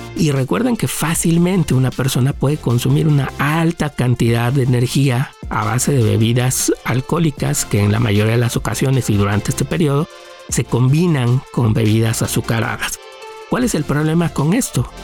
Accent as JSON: {"language": "Spanish", "country": "Mexico", "said": "nosotros como mexicanos"}